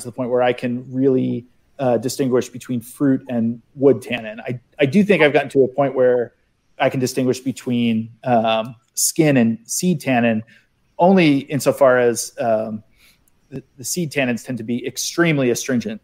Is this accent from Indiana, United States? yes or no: no; outside of Philly, Pennsylvania, United States; I grew up outside of Philly